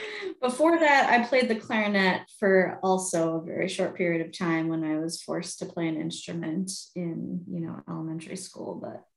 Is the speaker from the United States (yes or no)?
yes; New York, United States; now in Madison, United States; I hail from New York originally, the suburbs